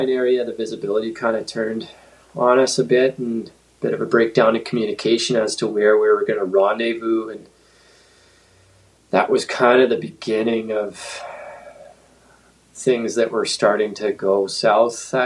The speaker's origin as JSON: {"language": "English", "region": "Northern Ontario", "country": "Canada", "tie": "born or raised there", "moved": "yes", "lives_now": "Williams Lake, Canada", "said": "I grew up skiing in Northern Ontario"}